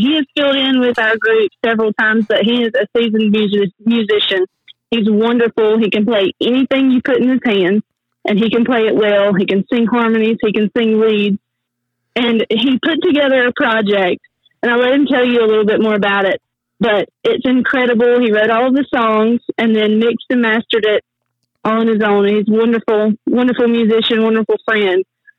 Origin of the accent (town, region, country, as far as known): North Carolina, United States; born or raised there